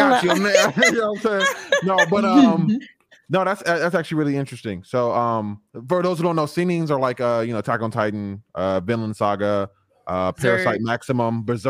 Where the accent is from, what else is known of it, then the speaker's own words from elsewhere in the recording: United States; I'm speaking in like as an American